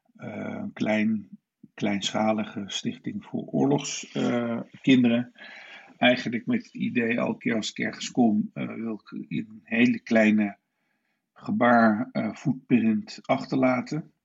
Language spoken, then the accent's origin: Dutch; Nijmegen, Gelderland, Netherlands; also born or lived in Istanbul / London; ik ben eh, geboren en getogen in Nijmegen